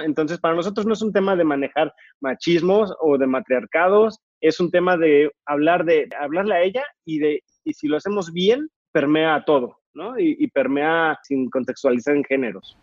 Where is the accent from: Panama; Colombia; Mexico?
Mexico